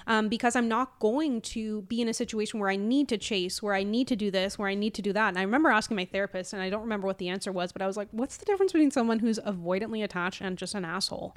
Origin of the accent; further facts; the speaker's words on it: Newfoundland and Labrador, Canada; moved away; growing up in Newfoundland